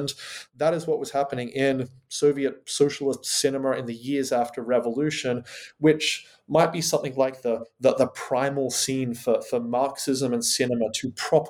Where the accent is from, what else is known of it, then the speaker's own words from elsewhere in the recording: Australia; now in United Kingdom; It's wonderful to be talking back to my home country, Australia, from here on the rainy fascist island that is Great Britain.